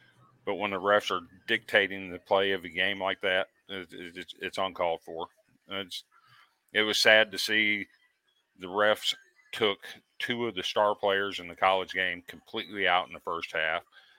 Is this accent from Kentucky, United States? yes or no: no; Iowa, United States; I grew up in Iowa.